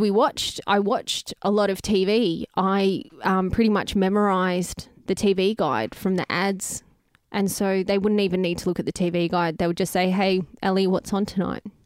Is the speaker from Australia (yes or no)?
yes; Greensborough, Victoria, Australia; I grew up in Greensboro, near the baseball diamond.